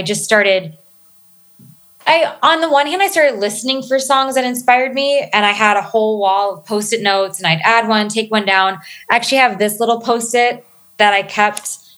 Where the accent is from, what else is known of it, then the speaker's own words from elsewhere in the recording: East Coast, United States; So I'm a military kid. So I'm from up and down the East Coast. Just moved around a ton, primarily in the DMV, DC, Maryland, Virginia area.